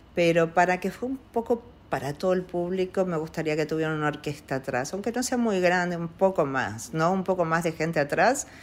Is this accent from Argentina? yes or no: yes; Argentina; also born or lived in Italy; Nosotros somos una familia Argentina que, siempre amó el arte, la música